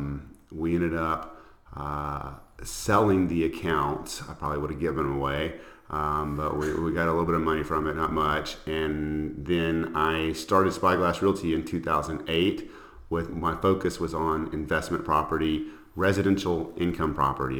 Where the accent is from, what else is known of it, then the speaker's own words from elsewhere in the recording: Alexandria, Louisiana, United States; moved away as an adult; also born or lived in Houston, Texas; now in Austin, United States; I'm from a small town in Louisiana, Alexandria, Louisiana, and I moved to Houston in the very late 90s, and I moved to Austin in about 2000